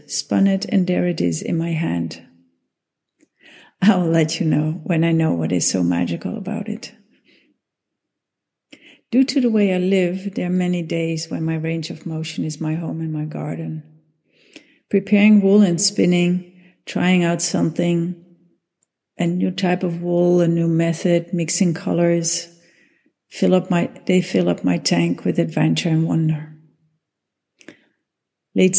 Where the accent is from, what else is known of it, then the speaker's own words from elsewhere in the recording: Netherlands; I'm from the Netherlands.